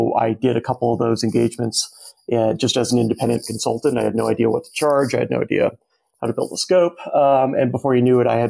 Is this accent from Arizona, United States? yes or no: yes; Arizona, United States; I'm from Arizona, like born and raised